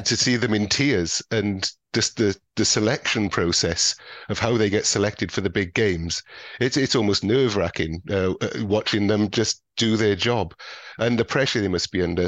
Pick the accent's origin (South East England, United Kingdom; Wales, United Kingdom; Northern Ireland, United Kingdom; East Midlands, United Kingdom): Wales, United Kingdom; Welsh; being Welsh